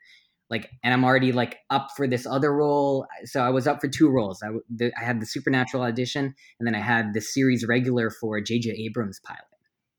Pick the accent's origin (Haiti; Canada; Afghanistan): Canada; But first thing you land, you spend an hour in China and like, oh my God, I'm so Canadian.